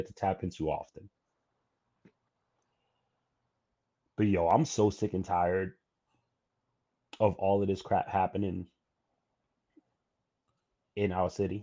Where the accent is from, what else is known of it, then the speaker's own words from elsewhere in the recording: New York City, New York, United States; as a New Yorker